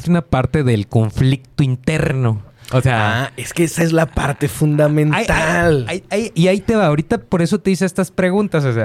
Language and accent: Spanish; Ukraine; Spanish is a second language; yo nací en, la URSS y de repente, pues ya soy ucraniano.